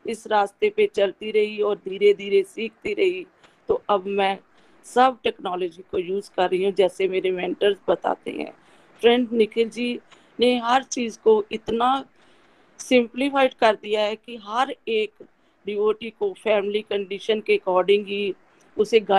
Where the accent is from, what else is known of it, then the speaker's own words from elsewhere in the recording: Batala, Punjab, India; मैं बटाला से बिलोंग करती हूँ